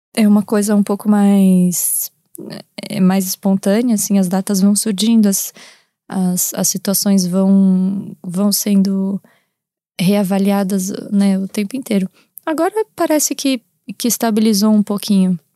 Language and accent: Portuguese; Brazil; moved away as an adult; also born or lived in Portugal; os meus traços que eu carrego por eu ser do Brasil e, enfim, e ter crescido lá e ser brasileira